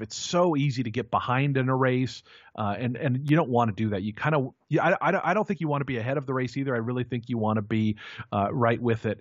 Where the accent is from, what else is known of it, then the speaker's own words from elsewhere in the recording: Seattle, Washington, United States; I grew up outside of Seattle, Washington